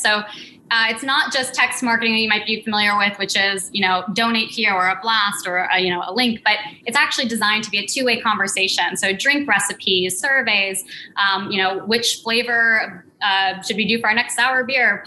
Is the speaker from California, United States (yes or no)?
yes; Santa Cruz, California, United States; moved away; also born or lived in New York; I grew up in California in Santa Cruz in a recording studio in the Redwoods.